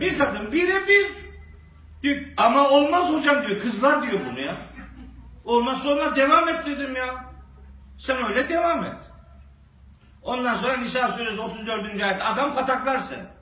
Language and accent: Turkish; Black Sea Region, Turkey; Bizim Karadeniz'de